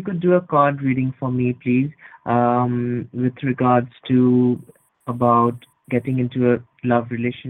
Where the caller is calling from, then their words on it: Edinburgh, Scotland, United Kingdom; I'm calling from Scotland, from Edinburgh.